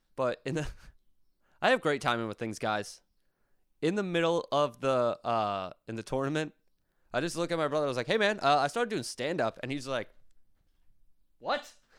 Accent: Berks County, Pennsylvania, United States; moved away; my good old hometown of Brooks County, Pennsylvania

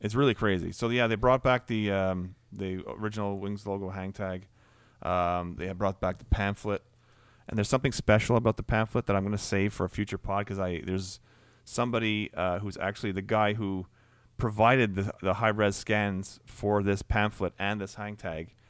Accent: Canada; Canadian, right?

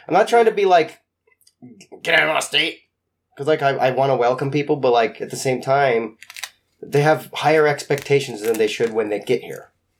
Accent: Spokane, Washington, United States; I came from Spokane.

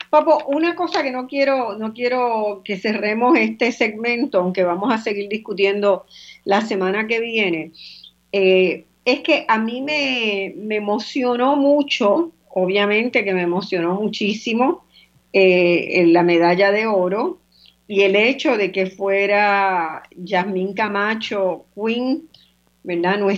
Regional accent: Puerto Rico

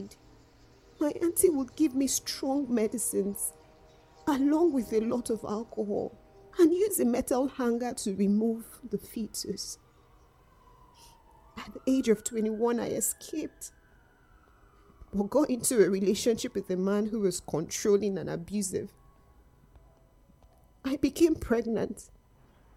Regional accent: Nigeria; also born or lived in north of England; now in United Kingdom; I was born in Nigeria. Growing up, I was starved, beaten, and abused.

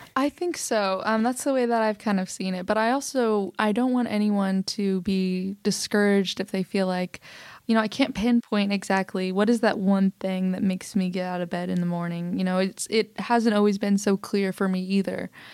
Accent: Oklahoma City, Oklahoma, United States; I was born in Oklahoma City, Oklahoma

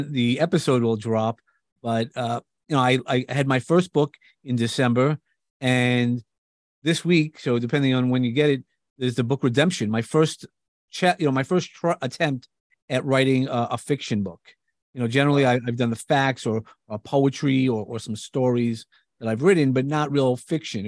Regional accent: New York, United States; accent: New York; I come from New York. You definitely could hear my accent

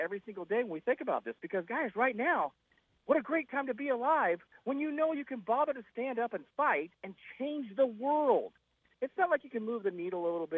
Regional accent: United States; We're Americans

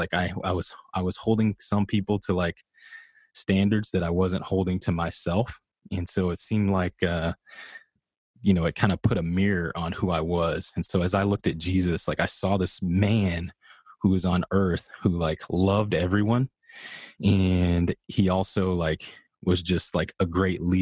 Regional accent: Midland, Texas, United States; moved away as an adult; I come from Midland, Texas.

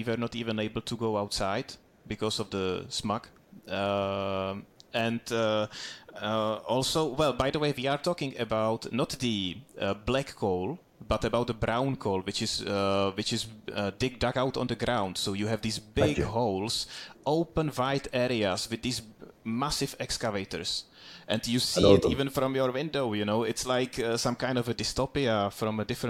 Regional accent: Duchcov, Ústí nad Labem Region, Czechia; born or raised there; moved away

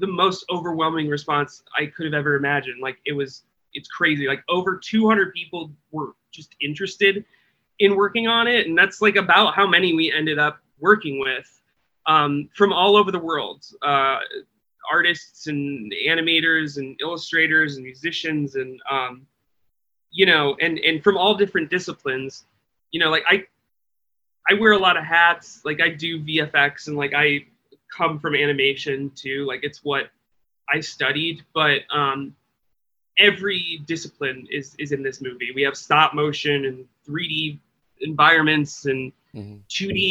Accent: Midwest, United States; I grew up in the Midwest

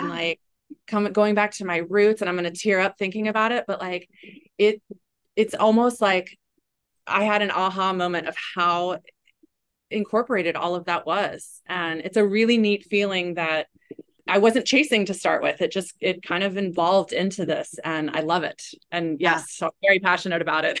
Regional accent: East Coast, United States; now in Waikiki, United States; I grew up on the East Coast

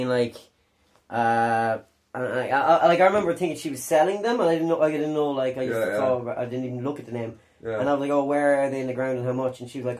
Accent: Cork, Munster, Ireland; accent: Cork; it's really just, like, a Cork accent from a particul

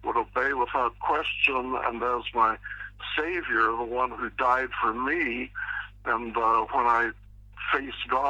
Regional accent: Pittsburgh, Pennsylvania, United States; I was raised in Pittsburgh, Pennsylvania

